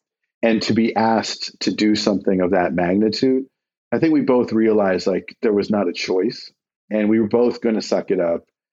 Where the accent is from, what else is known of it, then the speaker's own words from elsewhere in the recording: Hastings, Nebraska, United States; now in Virginia, United States; I grew up in Nebraska